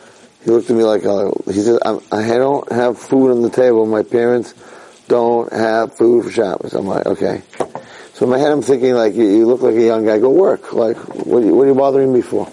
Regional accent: United States; now in Israel; I'm an American

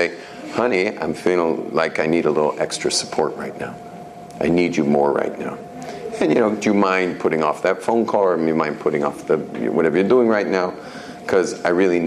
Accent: Jerusalem, Jerusalem District, Israel; I'm from Yerushalayim.

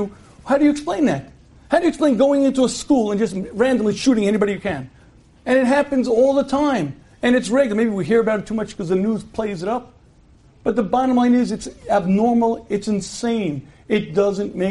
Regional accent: United States; When I was a kid growing up in the United States of America

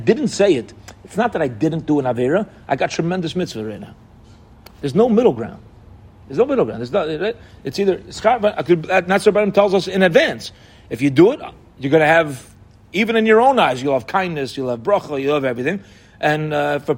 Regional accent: Baltimore, Maryland, United States; moved away; I'm originally from Baltimore

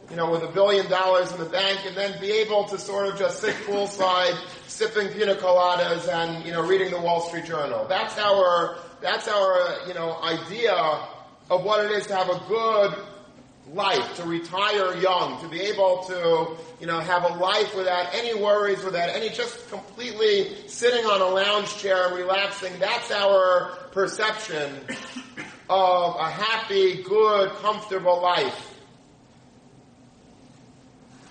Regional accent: United States; we grew up in America.

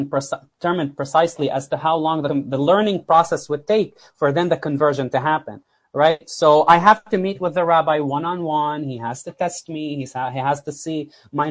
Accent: South Governorate, Lebanon; moved away; also born or lived in South Florida / Houston; I came from South Lebanon

